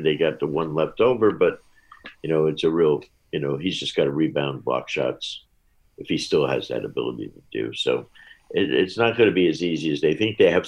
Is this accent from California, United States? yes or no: no; New Jersey, United States; I grew up in Jersey across the river